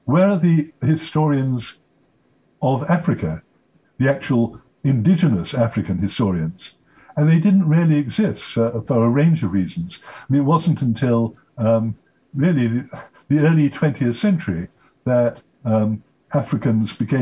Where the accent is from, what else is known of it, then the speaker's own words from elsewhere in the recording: United Kingdom; I'm British, although I'm also an American citizen